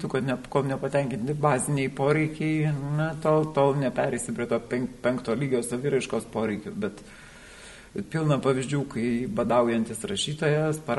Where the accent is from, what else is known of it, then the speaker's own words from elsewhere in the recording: Lithuania; aš gimiau Lietuvoje, gimiau inteligentiškoje šeimoje, na, mane tėvai galėjo išleisti mokslus.